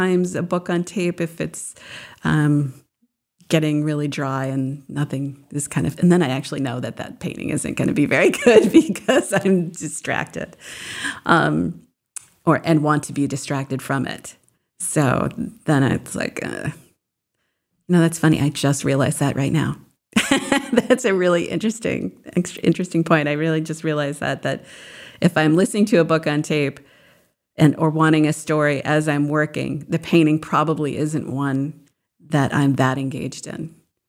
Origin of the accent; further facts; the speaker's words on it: New Hampshire, United States; I remember they took us, we lived in central New Hamps